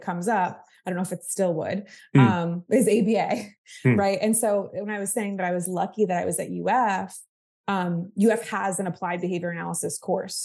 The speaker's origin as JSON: {"language": "English", "region": "Florida", "country": "United States", "tie": "born or raised there", "also_born_or_lived": "Massachusetts", "said": "I grew up in Florida"}